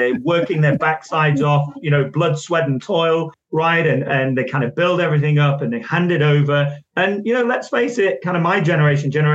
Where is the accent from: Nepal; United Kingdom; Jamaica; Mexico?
United Kingdom; Manchester, North West England; I was born in Manchester